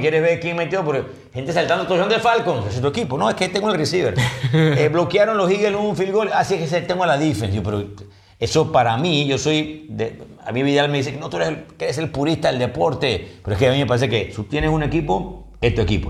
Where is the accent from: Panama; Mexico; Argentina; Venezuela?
Panama; somos de Panamá